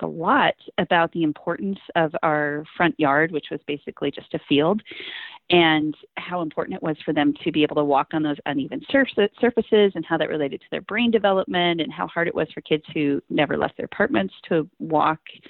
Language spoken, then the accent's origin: English; Montana, United States; moved away; also born or lived in upstate New York; I'm from Montana